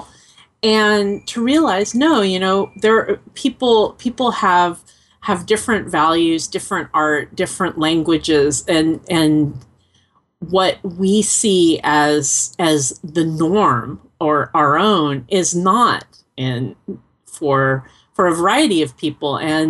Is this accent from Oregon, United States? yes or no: no; Los Angeles, California, United States; also born or lived in Ohio; I'm very much from Los Angeles. In fact, I'm fourth generation Angeleno. And so I don't have family in any other part of the country. I hadn't been east of Arizona when I started college